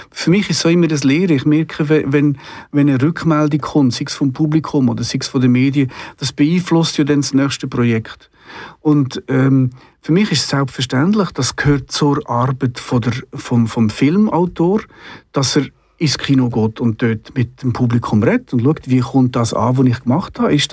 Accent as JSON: {"language": "German", "region": "Solothurn", "country": "Switzerland", "tie": "born or raised there", "said": "weil sie ja in Solothurn waren, also in meinem Heimatort."}